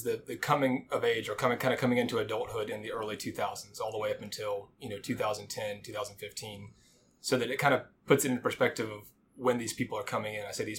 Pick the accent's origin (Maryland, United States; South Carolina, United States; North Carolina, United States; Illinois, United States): South Carolina, United States; Spartanburg; moved away as an adult; now in Dallas, United States; I grew up in South Carolina in the upstate in a small town called Spartanburg.